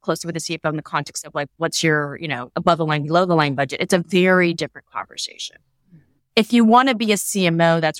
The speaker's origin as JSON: {"language": "English", "area": "Silicon Valley", "region": "California", "country": "United States", "tie": "born or raised there", "also_born_or_lived": "New York City", "said": "I was kind of born and bred in Silicon Valley"}